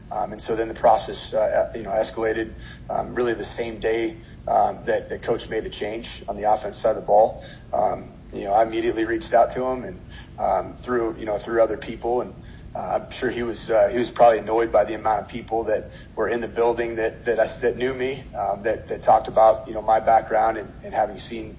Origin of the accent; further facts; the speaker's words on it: West Coast, United States; now in Minnesota, United States; I've been in Minnesota for a year and a half, and obviously I'm originally from the West Coast, been in the Pac-12 and Mountain West Conference for a long time